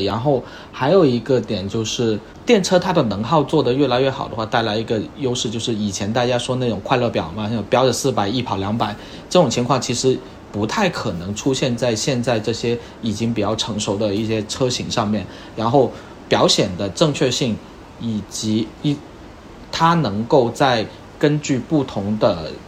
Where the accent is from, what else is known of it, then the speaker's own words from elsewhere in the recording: Guangdong, China; moved away; 再回我广东老家